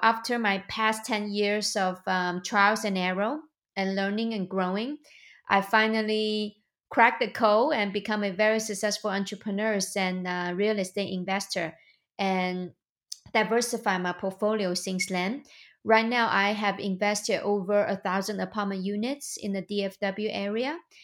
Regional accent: China; moved away as an adult; now in United States; I was born and raised in China. I came to the United States two thousand nine.

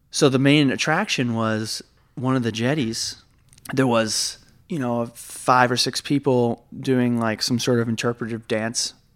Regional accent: Massachusetts, United States; now in New York, United States; I guess I live here, but, like, I'm not, I'm from Massachusetts

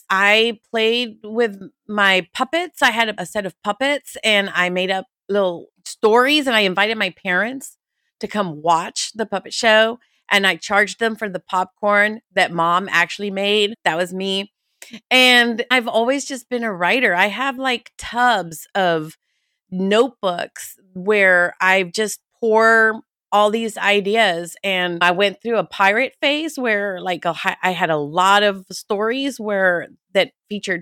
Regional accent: Houston, Texas, United States; Houston, we're from Houston

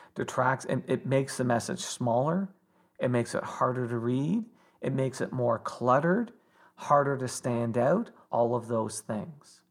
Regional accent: Toronto, Ontario, Canada; when I was growing up in Toronto

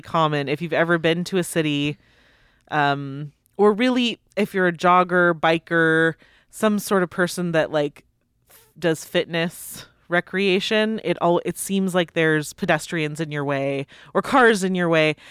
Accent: United States; I'm an American

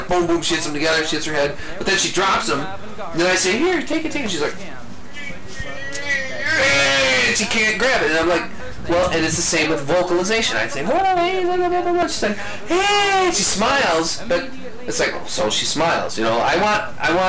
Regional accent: Midwest, United States; you and I living in the Midwest and growing up in the Midwest and pretty much living in the Midwest all of our lives

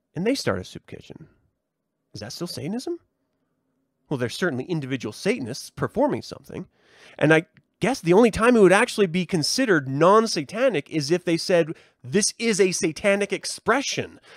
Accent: United States; we as a culture, as an American society

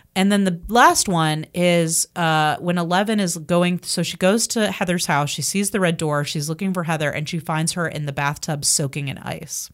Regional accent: Marietta, Georgia, United States; growing up in Marietta, 'cause that's where I'm from, Marietta

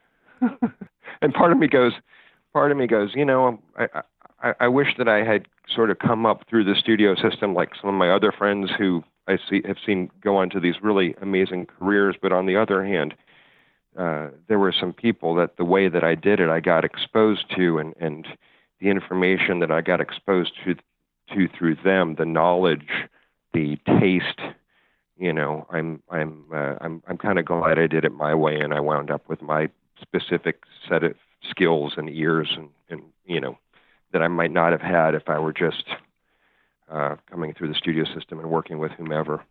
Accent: Chicago, Illinois, United States; moved away; I grew up in Chicago

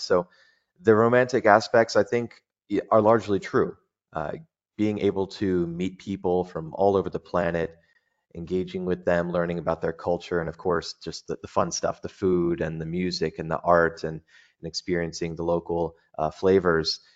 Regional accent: United States; moved away as an adult; now in Dubai, United Arab Emirates; as an American

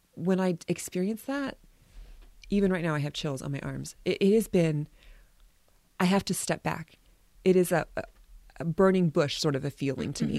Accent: United States; we are a people, especially Americans and maybe all Westerners

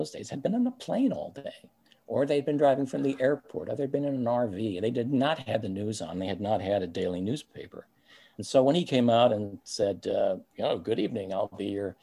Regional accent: Canada; moved away; we're both Canadian. And Daryl and I both went home to our families in Canada

